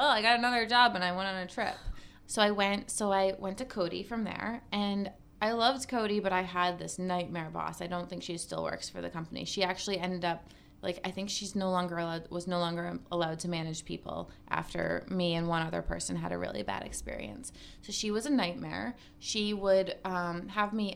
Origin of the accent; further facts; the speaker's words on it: Cape Cod, Massachusetts, United States; moved away; I'm originally from Cape Cod, Massachusetts.